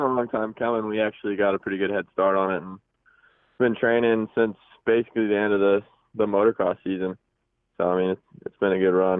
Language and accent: English; Pacific Northwest, United States; We're actually from the Pacific Northwest.